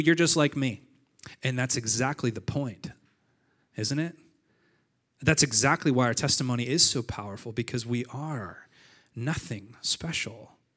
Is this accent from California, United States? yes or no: yes; Montague, California, United States; moved away; I grew up in Nazareth. And not real Nazareth, but my version of Nazareth. It's a, it's a town called Montague, California, and it's six hundred humans